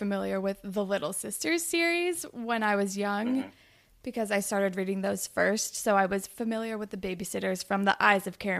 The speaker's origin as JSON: {"language": "English", "region": "California", "country": "United States", "said": "I am from California"}